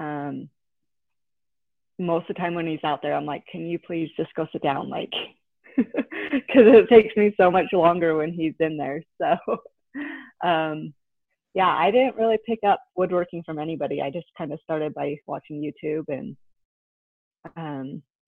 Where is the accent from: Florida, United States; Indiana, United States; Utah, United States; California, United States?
Utah, United States; Salt Lake City; I grew up in Salt Lake